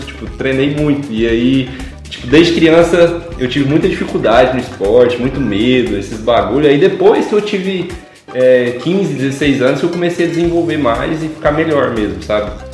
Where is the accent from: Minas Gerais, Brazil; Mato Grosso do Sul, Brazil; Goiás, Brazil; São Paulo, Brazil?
Goiás, Brazil; Rio Verde; nasci no Rio Verde, Goiás. E aí fui crescendo aí